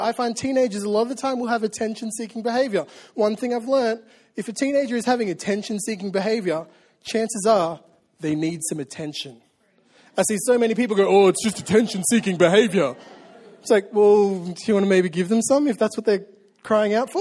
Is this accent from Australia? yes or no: yes; Australia; I'm an Australian and I say, oh, yeah, all the time.